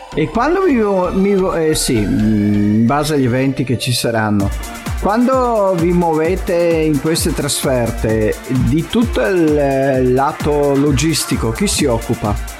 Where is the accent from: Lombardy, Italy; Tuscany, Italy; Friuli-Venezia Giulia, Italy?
Friuli-Venezia Giulia, Italy; Casarsa della Delizia; abbiamo la sagra del paese che è la sagra di Casarsa e faccio anche un po' di di pubblicità alle manifestazioni del mio paese